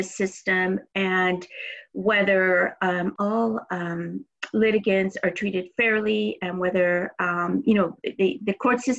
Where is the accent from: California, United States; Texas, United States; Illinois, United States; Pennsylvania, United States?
Texas, United States; Houston; growing up in East Houston